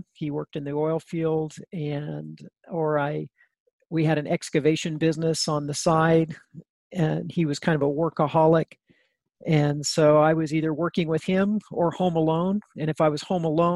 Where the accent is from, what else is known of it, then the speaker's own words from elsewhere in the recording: northern New Mexico, United States; I grew up in a small town in northern New Mexico